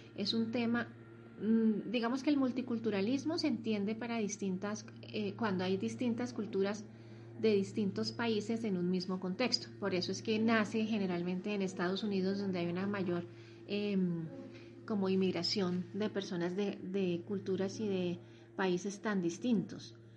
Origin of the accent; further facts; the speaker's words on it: Colombia; vivimos en el mismo país, somos colombianos, hablamos la misma lengua